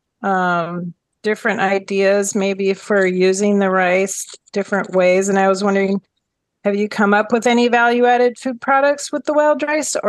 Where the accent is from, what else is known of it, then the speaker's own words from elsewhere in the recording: Minnesota, United States; I'm from Minnesota. So we ate a lot of wild rice at our table when I was growing up